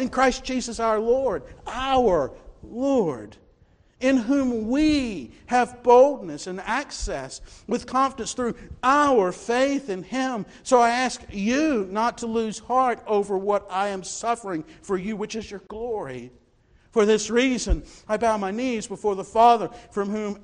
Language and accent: English; Newnan, Georgia, United States; I grew up in Newnan, Georgia